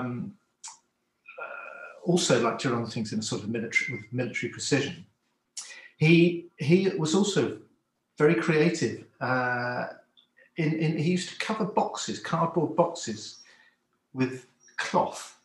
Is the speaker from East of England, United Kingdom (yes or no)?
no; Cornwall, South West England, United Kingdom; I grew up in Cornwall